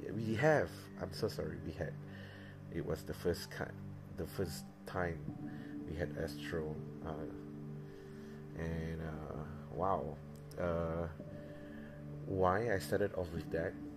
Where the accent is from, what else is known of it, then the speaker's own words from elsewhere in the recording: Kuching, Sarawak, Malaysia; moved away; I was back in Kuching. I was back in my hometown